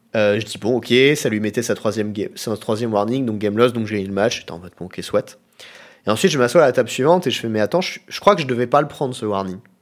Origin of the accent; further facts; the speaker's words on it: Chambray-lès-Tours, Centre-Val de Loire, France; moved away; also born or lived in Nantes; Je suis né à Chambray-les-Tours. Je suis donc tourangeau de naissance